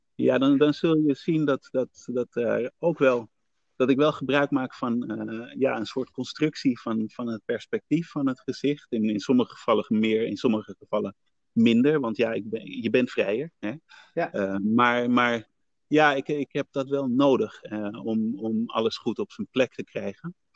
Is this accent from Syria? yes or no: no; Netherlands; ik ben naar Nederland gekomen eh, toen ik eh, een baby was, van ja. 1, jaar oud